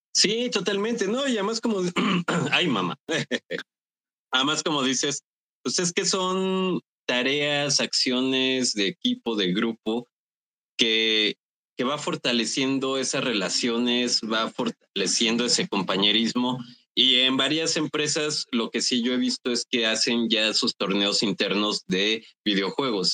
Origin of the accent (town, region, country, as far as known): Mexico